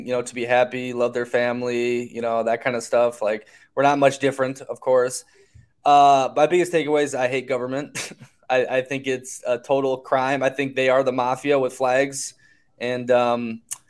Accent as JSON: {"language": "English", "country": "United States", "tie": "born or raised there", "said": "growing up in America"}